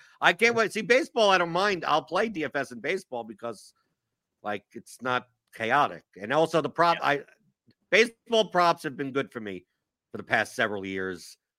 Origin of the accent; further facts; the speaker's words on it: New York, United States; accent: Jewish New York; now in Kentucky, United States; Yeah, but I'm from New York, right? Yeah. That's what I sound like. No one here in Kentucky thinks I'm from here, right?